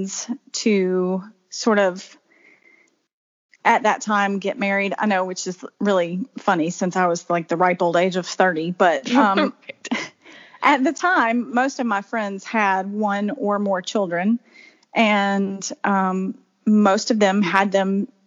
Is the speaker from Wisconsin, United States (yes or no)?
no; Alabama, United States; now in South Carolina, United States; I grew up in Alabama and moved to South Carolina in 2004 and have lived here ever since.